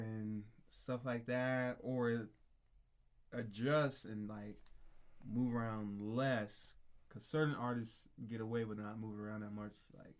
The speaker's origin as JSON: {"language": "English", "town": "Phoenix", "region": "Arizona", "country": "United States", "tie": "born or raised there", "also_born_or_lived": "St. Louis, Missouri", "said": "Born in St. Louis, Missouri. Moved out to Phoenix when I was 9."}